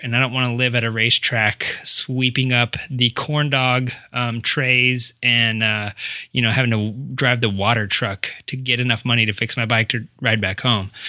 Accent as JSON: {"language": "English", "region": "Arkansas", "country": "United States", "moved": "yes", "said": "I'm from Arkansas, Centerton"}